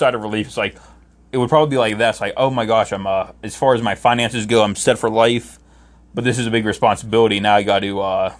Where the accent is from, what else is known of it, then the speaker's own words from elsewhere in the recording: Ohio, United States; No, I just told you I'm from Ohio.